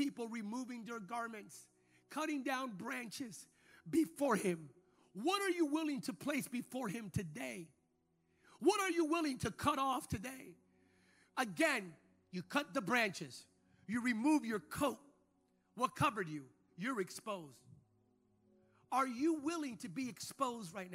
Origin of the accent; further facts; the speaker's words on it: United States; speaking as an American